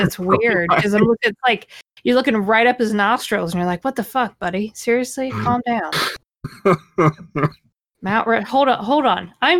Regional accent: United States; I am an American

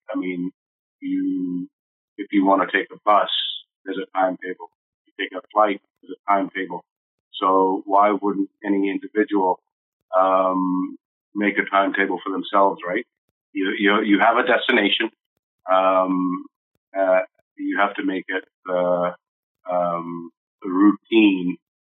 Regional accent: London, United Kingdom; moved away; also born or lived in Nairobi, Kenya / Aldergrove; Grew up in East London, went to high school there

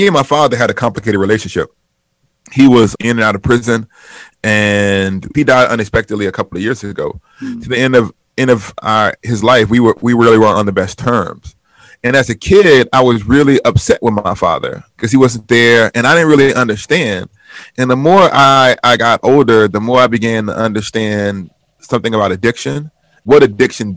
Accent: Huntsville, Alabama, United States; now in Wheaton, Illinois, United States; in Huntsville, my hometown growing up

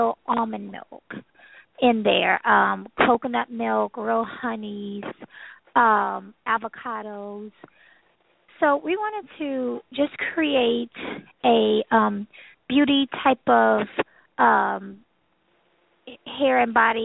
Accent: Louisiana, United States; I'm from Louisiana

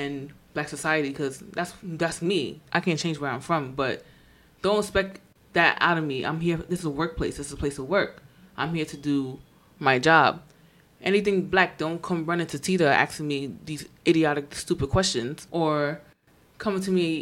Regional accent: New York City, New York, United States; I'm from the Bronx

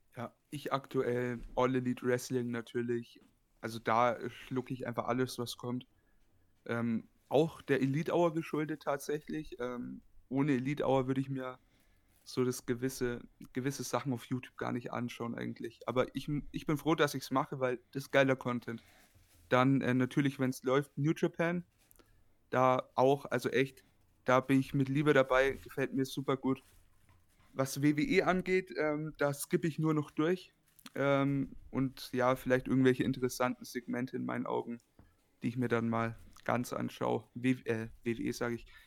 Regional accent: Bayreuth, Bavaria, Germany; Ich komme aus dem wunderschönen Bayreuth. Das ist eine Stadt in Oberfranken, in Bayern.

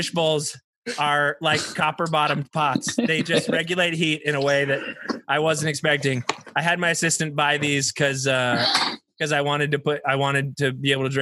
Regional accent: eastern coast of North Carolina, United States; moved away; I'm from North Carolina, and the eastern coast of North Carolina

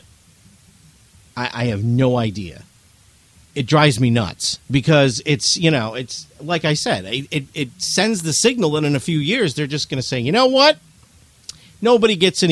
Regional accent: New England, United States; I'm from New England

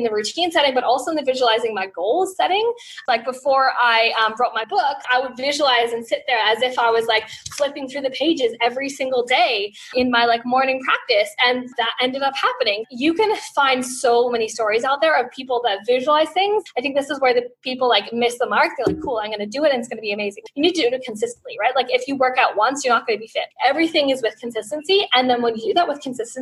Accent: Australia; We, as an Australian Olympic team

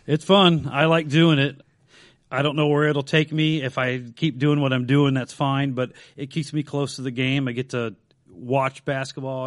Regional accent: Dayton, Ohio, United States; grew up in East Dayton, two blocks away from the Blonde Bomber, Al Berkey

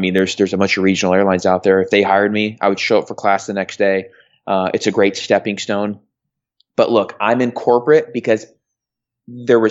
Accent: Phoenix, Arizona, United States; also born or lived in California; I grew up in Phoenix, Arizona, in California.

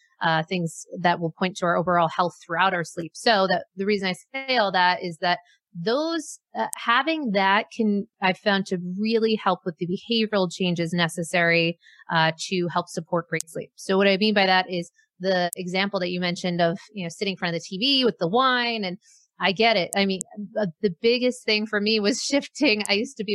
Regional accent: Maine, United States; moved away; I grew up in Maine

